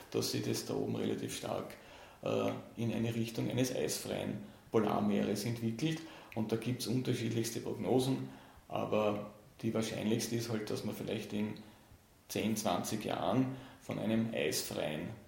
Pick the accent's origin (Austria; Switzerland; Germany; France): Austria; Und von dem her war für mich als Österreicher äh, es, und der sich eben immer schon für die Arktis interessiert hat